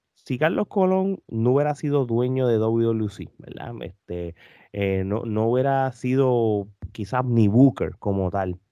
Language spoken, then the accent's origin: Spanish; Puerto Rico; Nosotros como puertorriqueños